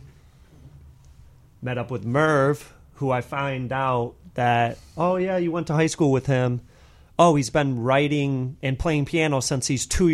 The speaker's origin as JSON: {"language": "English", "town": "Detroit", "region": "Michigan", "country": "United States", "tie": "born or raised there", "moved": "as an adult", "lives_now": "Chicago, United States"}